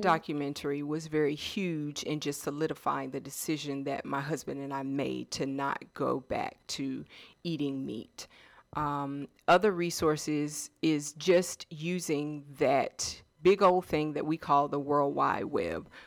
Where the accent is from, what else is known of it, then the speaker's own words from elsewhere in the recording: Washington, District of Columbia, United States; also born or lived in North Carolina; now in Georgia, United States; I am originally from um, the DC area.